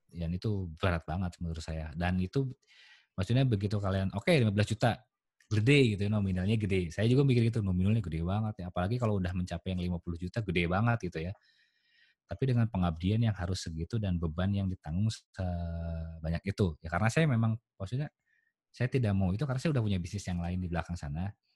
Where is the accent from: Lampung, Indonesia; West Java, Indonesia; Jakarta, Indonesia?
West Java, Indonesia; saya karakter orang Sunda saya